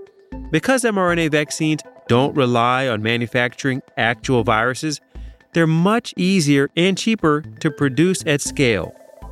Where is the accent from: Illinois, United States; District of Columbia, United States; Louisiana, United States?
Illinois, United States; Chicago; born there; I was born in Chicago in a hospital called Michael Reese Hospital, which I'm not sure if it's still around.